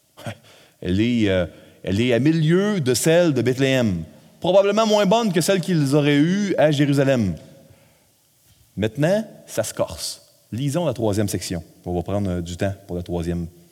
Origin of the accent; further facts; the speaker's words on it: Quebec, Canada; nous, au Québec, on est un peuple, une nation un peu plus euh, individualiste.